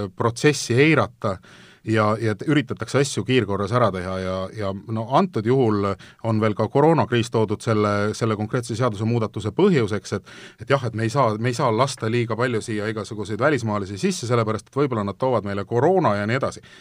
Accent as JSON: {"language": "Estonian", "country": "Estonia", "said": "ma olen Eestist"}